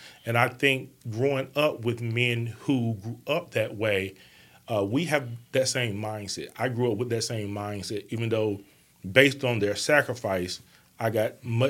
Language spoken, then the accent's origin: English; Bessemer, Alabama, United States; I grew up in Bessemer, Alabama.